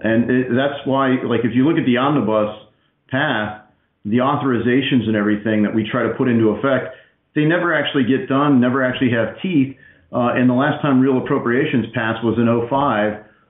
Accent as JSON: {"language": "English", "region": "Ohio", "country": "United States", "said": "I'm a conservative from Southwest Ohio."}